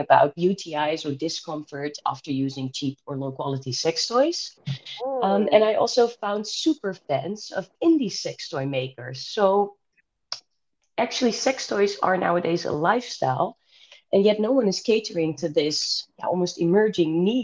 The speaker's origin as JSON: {"language": "English", "town": "Rotterdam", "region": "South Holland", "country": "Netherlands", "said": "I'm from Rotterdam, the Netherlands"}